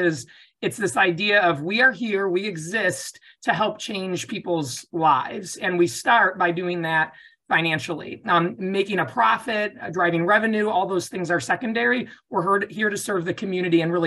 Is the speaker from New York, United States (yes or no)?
yes; Buffalo, New York, United States; moved away; We're from Buffalo, New York originally